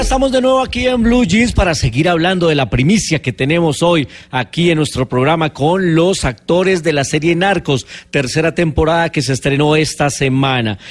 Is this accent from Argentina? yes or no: no; Colombia; somos muchos los colombianos decentes y buenos